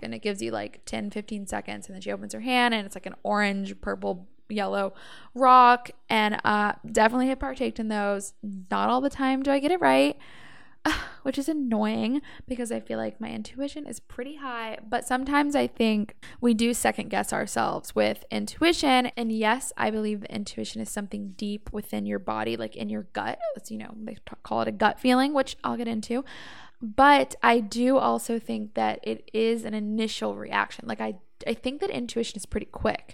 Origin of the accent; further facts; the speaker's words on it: Savannah, Georgia, United States; I'm from Savannah, Georgia